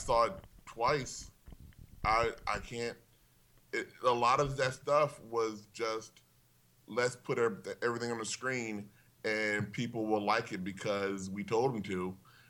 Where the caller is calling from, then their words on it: Glendale, United States; Hello. I'm …. I'm calling from Glendale.